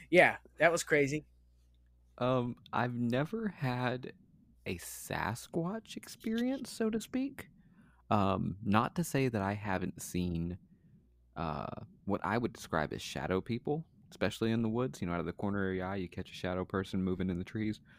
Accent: Pikeville, Kentucky, United States; born there; also born or lived in West Virginia; exactly. Well, from Kentucky. I was born in Pikeville

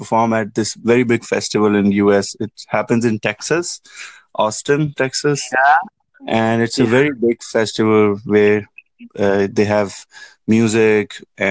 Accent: Pakistan; moved away as an adult; now in Toronto, Canada; I'm actually from Pakistan.

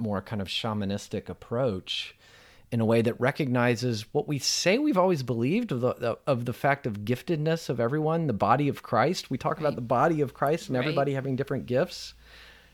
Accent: United States; a cishet white dude growing up in America

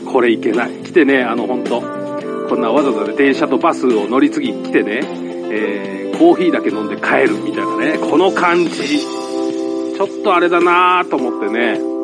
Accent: Saitama, Japan; 俺も埼玉県なんですけど

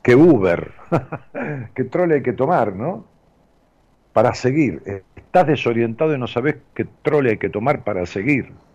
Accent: Ramos Mejía, Buenos Aires Province, Argentina; moved away as an adult; now in Buenos Aires, Argentina; algo más de 50 años de vivir en, mi pueblo, allá en Ramos Mejía, en el Gran Buenos Aires.

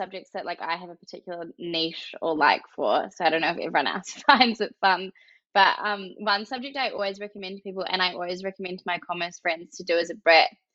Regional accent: New Zealand; moved away; I'm from New Zealand originally.

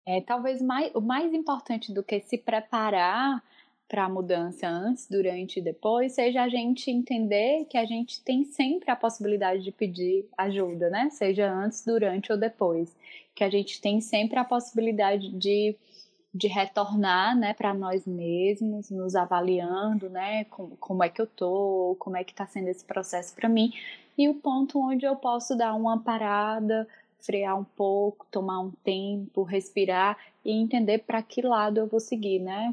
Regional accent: Northeast Brazil, Brazil; accent: nordestina; moved away as an adult; also born or lived in Porto, Portugal; now in Fortaleza, Brazil; brasileira. É, como vocês vão perceber pelo meu sotaque, sou nordestina, falo agora diretamente da cidade de Fortaleza, no Ceará

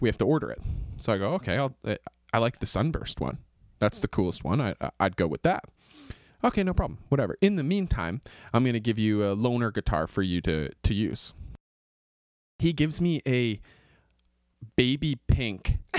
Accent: Kingston, Ontario, Canada; I'm a Canadian singer-songwriter from Kingston, Ontario.

